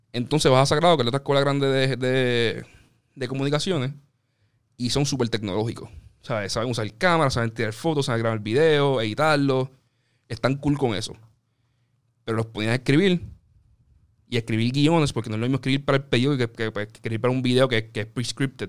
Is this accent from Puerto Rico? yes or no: yes; Carolina, Puerto Rico; yo soy de Carolina, estudié en la UP en Río Piedra